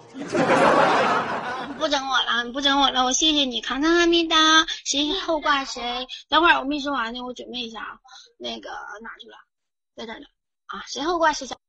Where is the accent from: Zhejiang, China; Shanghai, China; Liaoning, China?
Liaoning, China; Fuxin; now in Shenyang, China; 我是来自阜新的，然后我在沈阳上学